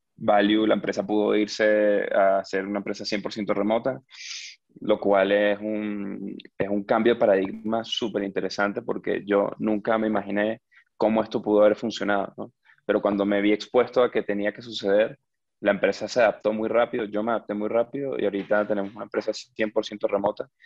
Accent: Venezuela; moved away; yo crecí en Venezuela, que es un país con hiperinflación

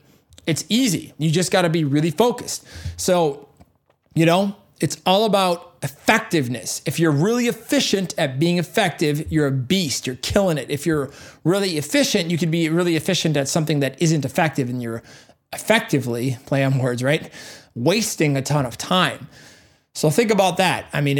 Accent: Hubertus, Wisconsin, United States; and I'm a guy who came up from cornfields, okay, literally, I had no mentors. I came from Hubertus, Wisconsin was my first studio.

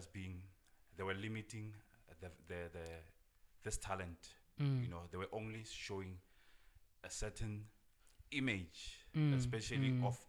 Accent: Klerksdorp, North West, South Africa; growing up in Klerksdorp, I always knew that Klerksdorp has a lot of potential

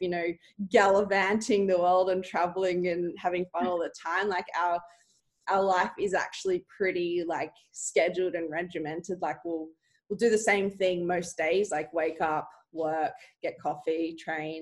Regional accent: Sydney, New South Wales, Australia; also born or lived in Melbourne; I'm originally from Sydney

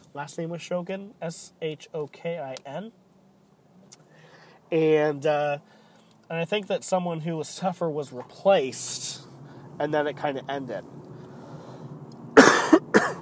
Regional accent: United States; we as the American people

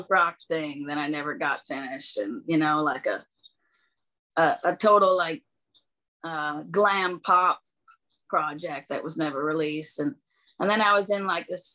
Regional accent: Bellingham, Washington, United States; moved away; also born or lived in Nashville; growing up in Bellingham, Washington

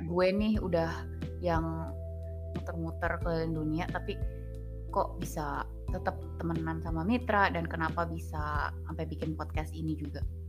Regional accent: Jakarta, Indonesia; moved away as an adult; gue anak Jakarta asli cie gue anak Jakarta Betawi asli

